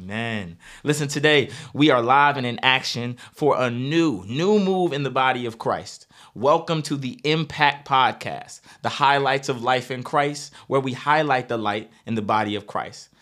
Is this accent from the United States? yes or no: yes; Northern Virginia, United States; I am a brother from North Virginia